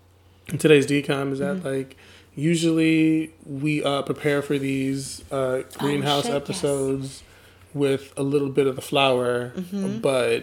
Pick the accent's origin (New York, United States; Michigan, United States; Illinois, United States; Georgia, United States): Michigan, United States; I'm from Michigan